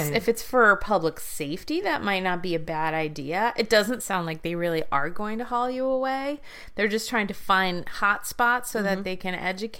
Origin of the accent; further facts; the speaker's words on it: Connecticut, United States; my hometown of Connecticut.